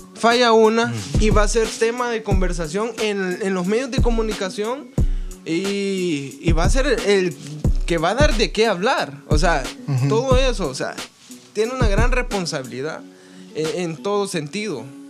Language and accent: Spanish; Santa Ana, El Salvador; yo soy de Santa Ana